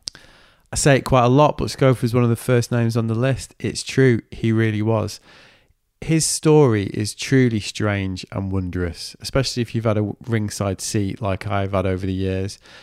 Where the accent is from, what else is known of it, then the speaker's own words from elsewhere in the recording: Manchester, North West England, United Kingdom; accent: Mank; my Mank accent